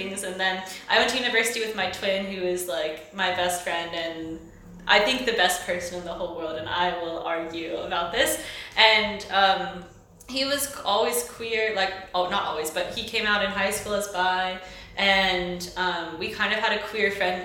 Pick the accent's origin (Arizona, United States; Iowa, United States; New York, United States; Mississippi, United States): Mississippi, United States; moved away as an adult; also born or lived in Chicago, United States; now in Vienna, Austria; I'm from Mississippi, famously a homophobic place. I was born and raised there.